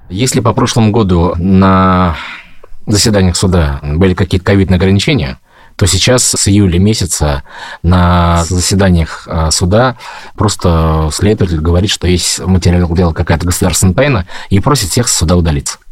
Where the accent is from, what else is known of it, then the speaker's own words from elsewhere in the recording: Ufa, Bashkortostan, Russia; moved away as an adult; now in Moscow, Russia; я родом из Башкортостана, город Уфа